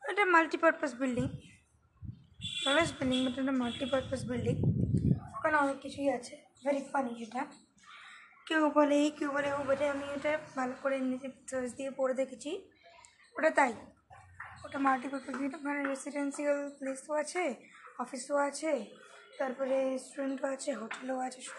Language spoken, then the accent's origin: Bangla; India; তো আমরা ইন্ডিয়ান আমরা হচ্ছে সফট হার্ট পিপল